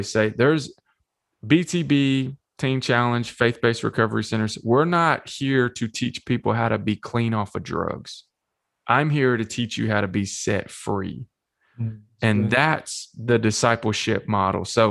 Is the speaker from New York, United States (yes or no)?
no; Shelbyville, Tennessee, United States; also born or lived in Manchester, Tennessee; I grew up here in Manchester and Shelbyville in the lower middle Tennessee area